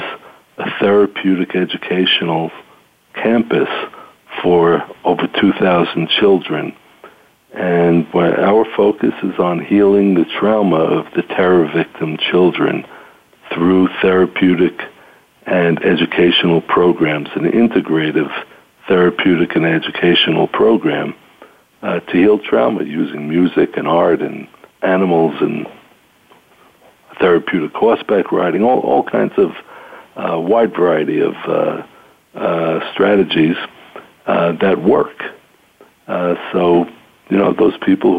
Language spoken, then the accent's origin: English; United States; moved away as an adult; now in Israel; I grew up in the United States